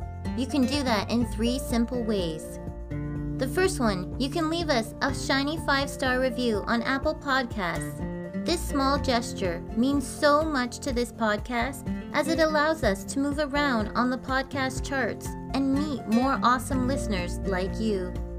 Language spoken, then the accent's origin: English; Canada